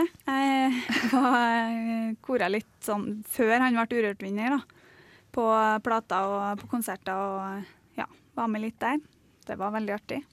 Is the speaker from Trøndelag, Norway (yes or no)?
yes; Melhus, Trøndelag, Norway; accent: Trøndersk; now in Oslo, Norway; trøndersk er jo fordi det er dialekta mi